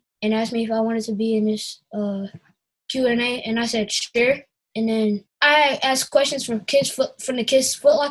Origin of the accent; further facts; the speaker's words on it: Clinton Township, Michigan, United States; I'm from Clinton Township, Michigan.